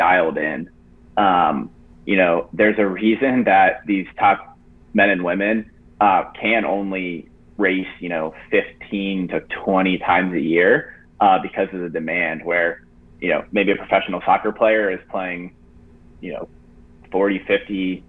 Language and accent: English; Jacksonville, Florida, United States; I grew up in Jacksonville, Florida.